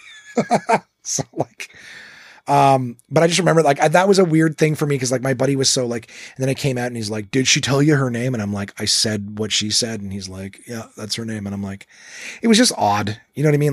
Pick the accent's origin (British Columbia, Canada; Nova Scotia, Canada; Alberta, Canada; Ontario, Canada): Ontario, Canada; we're English and Ontario predominantly